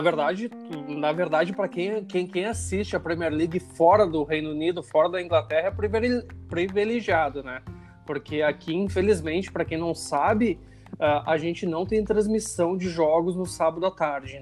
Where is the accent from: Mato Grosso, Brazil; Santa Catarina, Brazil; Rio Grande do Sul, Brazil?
Rio Grande do Sul, Brazil; now in London, United Kingdom; eu sou do sul do, do Brasil